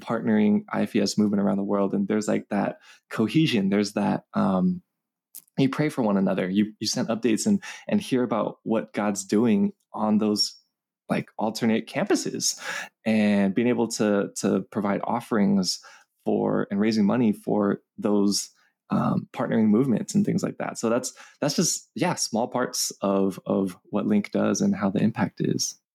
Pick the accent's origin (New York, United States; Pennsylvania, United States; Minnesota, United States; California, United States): California, United States; Los Angeles; I grew up here in Los Angeles, California, um, been born and raised here, still live here